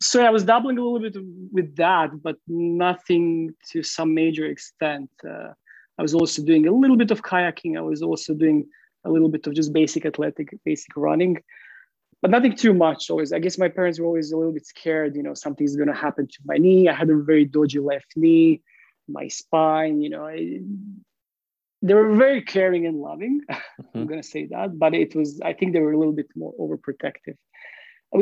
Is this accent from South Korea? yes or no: no; Croatia; English is a second language; moved away as an adult; now in London, United Kingdom; So yeah, I'm originally from Croatia. I moved to UK to London, more specifically, I think now almost 7 years